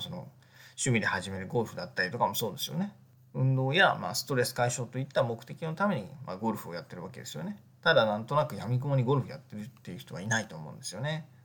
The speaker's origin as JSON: {"language": "Japanese", "country": "Japan", "also_born_or_lived": "Egypt / Tokyo"}